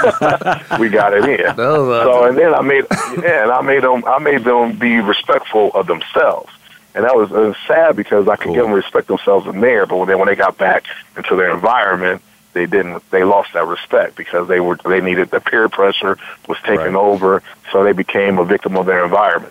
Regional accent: Akron, Ohio, United States; moved away; I grew up in Joy Park, up in Akron, Ohio

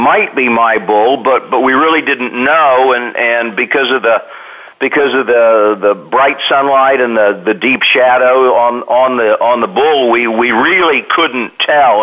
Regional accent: Kansas, United States; when I was a kid growing up in Kansas

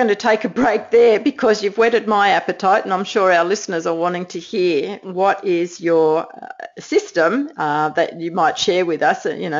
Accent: New Jersey, United States; I'm just from New Jersey.

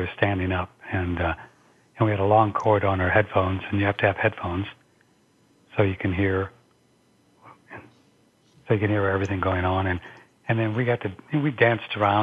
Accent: St. Louis, Missouri, United States; I just started working at little radio stations around my hometown in St. Louis

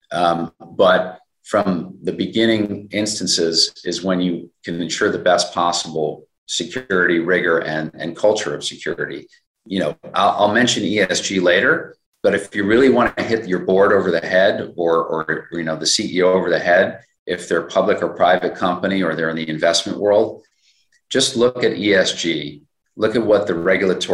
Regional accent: New York, United States; as a New Yorker myself

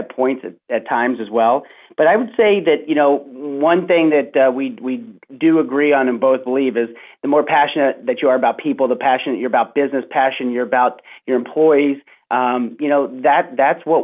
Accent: Milford, Ohio, United States; I grew up in Milford, Ohio, which is a little suburb outside of Cincinnati

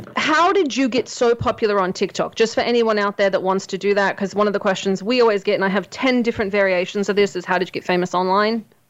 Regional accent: Australia; I'm Australian

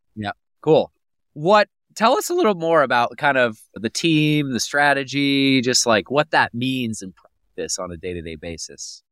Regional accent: Pennsylvania, United States; moved away; I'm from Pennsylvania originally.

